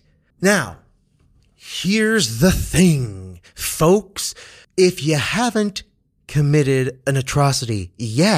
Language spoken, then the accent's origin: English; Kansas, United States; when I was growing up in Kansas, Kansas nonetheless, growing up elementary school